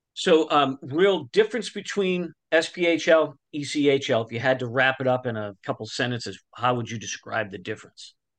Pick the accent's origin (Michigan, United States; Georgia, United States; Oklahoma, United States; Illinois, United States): Oklahoma, United States; Tulsa; we're from Tulsa